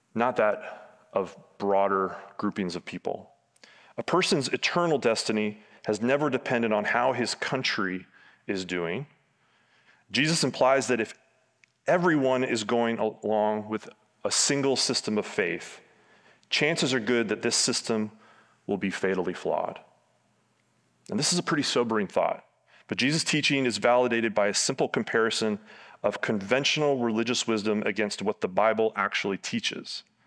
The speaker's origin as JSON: {"language": "English", "town": "Tampa", "region": "Florida", "country": "United States", "tie": "born or raised there", "said": "Where I grew up in Tampa"}